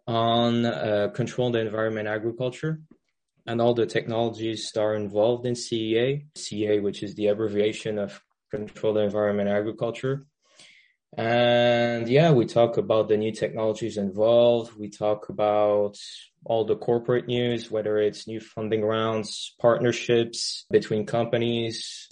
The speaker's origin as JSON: {"language": "English", "country": "France", "also_born_or_lived": "Middle East", "said": "Well, I'm French. Well, I'm French, but I haven't really lived in France. I lived most of my life in the Middle East. And then at uni, I was in the UK."}